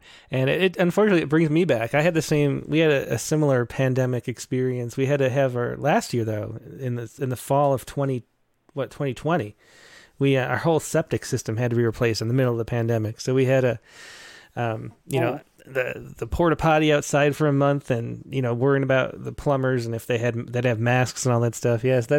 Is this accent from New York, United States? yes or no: yes; Rochester, New York, United States; now in Southern California, United States; I'm from Rochester, so I'm familiar with that area.